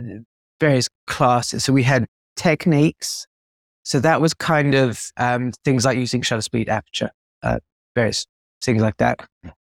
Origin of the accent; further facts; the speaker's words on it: South Africa; also born or lived in United Kingdom; I was born in the UK, but we moved to South Africa.